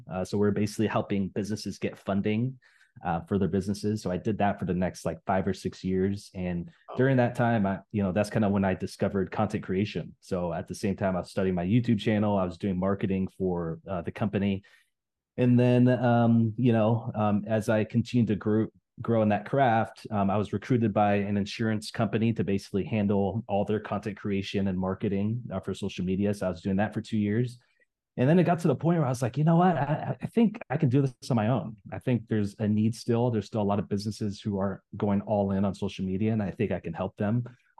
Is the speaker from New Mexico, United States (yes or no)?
no; Everett, Washington, United States; also born or lived in Southern California / South Carolina; We finally settled in the state of Washington, specifically a city called Everett, which is about 30 minutes north of Seattle. So basically spent a lot of my life there.